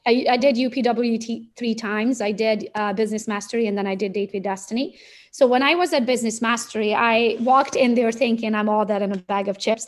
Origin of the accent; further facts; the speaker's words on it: Transylvania, Romania; moved away as an adult; now in United States; I was born and raised in Romania, Transylvania